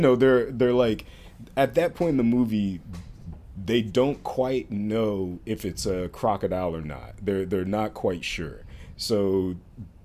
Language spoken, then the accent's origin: English; Florida, United States; moved away; all three of us are from Florida. We're all Florida people